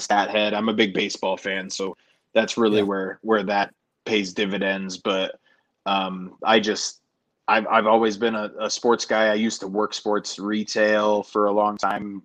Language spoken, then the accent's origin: English; Denver, Colorado, United States; I grew up in Denver, Colorado